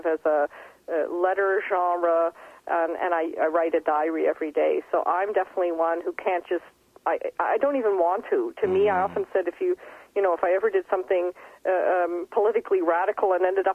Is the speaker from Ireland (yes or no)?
no; Fredericton, New Brunswick, Canada; moved away as an adult; now in Berlin, Germany; I had quite an extraordinary growing up in Fredericton in a huge house with boa constrictors and tarantulas